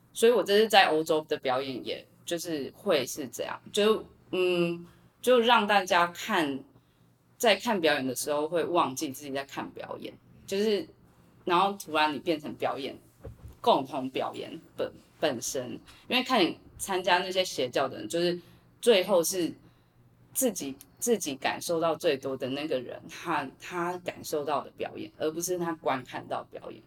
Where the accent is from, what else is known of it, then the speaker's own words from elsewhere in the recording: Taiwan; 我自己觉得我身在台湾四面环海